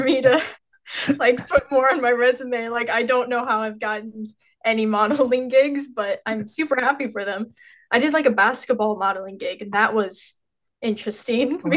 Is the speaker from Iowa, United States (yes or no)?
yes; Carroll, Iowa, United States; I grew up in Carroll, Iowa, and I still live there right now.